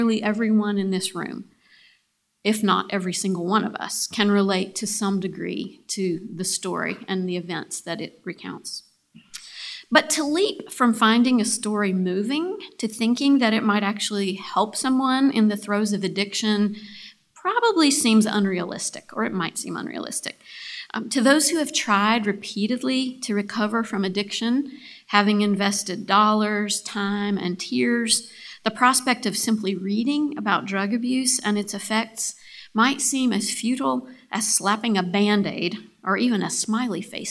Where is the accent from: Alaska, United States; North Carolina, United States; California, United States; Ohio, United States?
North Carolina, United States; Boone; my hometown of Boone, North Carolina